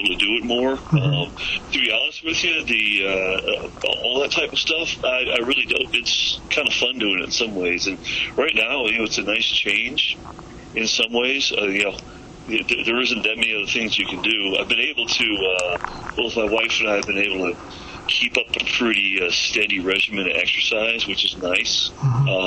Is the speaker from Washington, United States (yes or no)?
no; Santa Monica, California, United States; growing up in Santa Monica